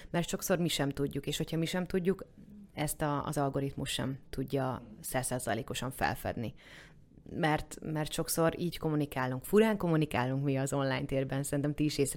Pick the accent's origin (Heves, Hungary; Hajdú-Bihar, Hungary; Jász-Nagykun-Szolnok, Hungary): Heves, Hungary; Eger; now in Budapest, Hungary; Mert hogy Egerből jöttem, ott, uh-huh. ott ugye nagyon jó kis termálfürdők vannak, és úgy nem vonzott.